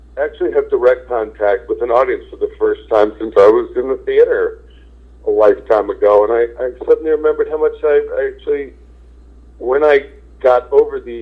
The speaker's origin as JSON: {"language": "English", "region": "New Jersey", "country": "United States", "tie": "born or raised there", "moved": "yes", "said": "I grew up in New Jersey"}